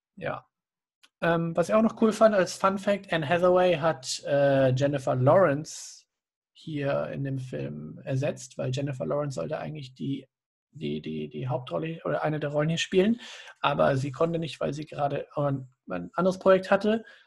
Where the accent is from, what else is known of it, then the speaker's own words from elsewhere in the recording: Germany; für uns als Deutsche